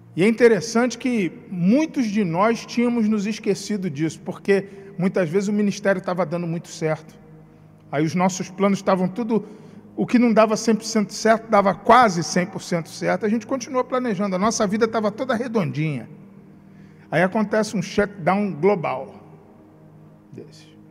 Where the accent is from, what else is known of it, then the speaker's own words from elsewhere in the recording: Rio de Janeiro, Brazil; now in Espírito Santo, Brazil; sou do Rio de Janeiro, como meu sotaque denuncia